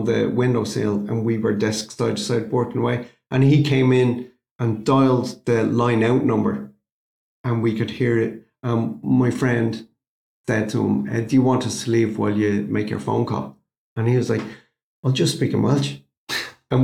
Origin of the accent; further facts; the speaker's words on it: Ireland; our Irish language.